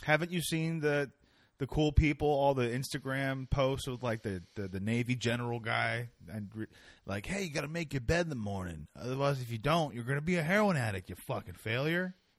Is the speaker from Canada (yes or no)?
yes; Canada; I'm Canadian